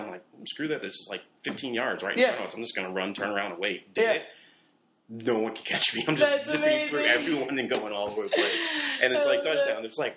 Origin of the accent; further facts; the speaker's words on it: Cleveland, Ohio, United States; Growing up in Cleveland, Catholic grade school